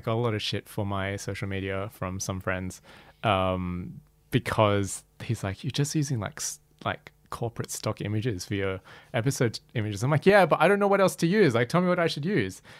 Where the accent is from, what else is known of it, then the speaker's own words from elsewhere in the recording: Australia; my experience growing up as Malaysian Chinese in Australia